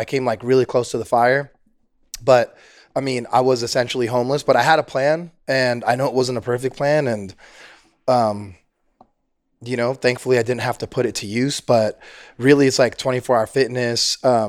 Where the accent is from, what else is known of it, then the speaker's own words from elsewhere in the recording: San Francisco, California, United States; I was raised in San Francisco.